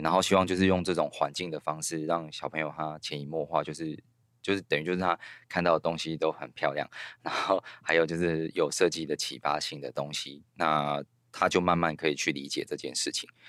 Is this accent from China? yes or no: no; Kinmen County, Taiwan; moved away as an adult; also born or lived in Kaohsiung; now in Taipei, Taiwan; 我在金门长大的时候